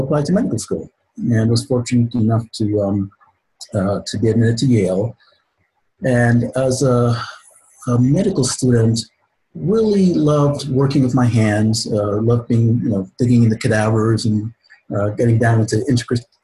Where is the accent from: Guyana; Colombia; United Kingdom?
Guyana; moved away; I'm originally from Guyana in South America. So I'm an immigrant to this country.